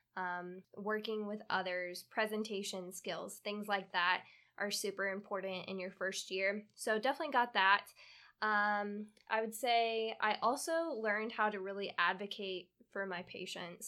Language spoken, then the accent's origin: English; Kansas, United States; moved away as an adult; also born or lived in upstate New York / North Carolina; now in Florida, United States; I was originally born in upstate New York, and when I was pretty young, moved to Kansas, where I spent all my childhood and up until end of high school